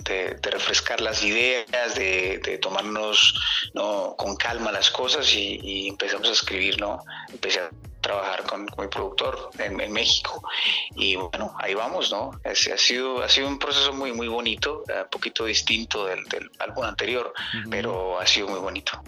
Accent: Colombia; now in Canada; saliendo de, Colombia, ¿no? recordando eh, mi tierra

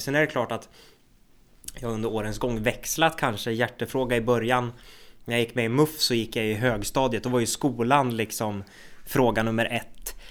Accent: Söderhamn, Gävleborg County, Sweden; also born or lived in Hudiksvall; jag är ju född i Hudiksvall, det är också Hälsingland, men jag har ju växt upp och bott i Söderhamn i hela mitt liv

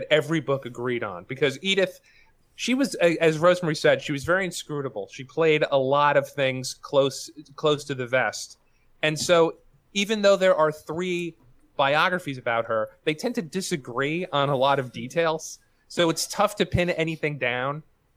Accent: New York City, New York, United States; we're both from Queens. And I'm actually from Astoria, or the neighborhood adjacent to Astoria

